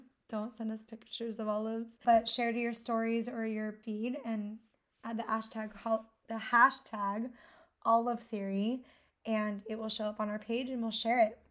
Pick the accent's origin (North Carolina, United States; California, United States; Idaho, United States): Idaho, United States; Twin Falls; also born or lived in Montana; I was born in Hoover, Montana, but I was raised mostly in Twin Falls, Idaho